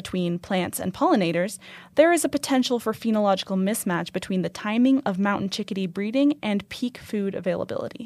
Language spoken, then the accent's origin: English; Boise, Idaho, United States; moved away as an adult; now in Reno, United States; I grew up in Boise, Idaho